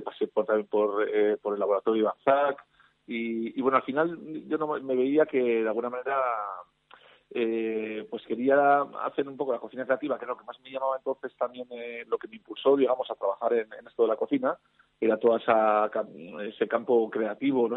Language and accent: Spanish; Campezo, Basque Country, Spain; moved away as an adult; also born or lived in San Sebastián; soy un patatero, un alavés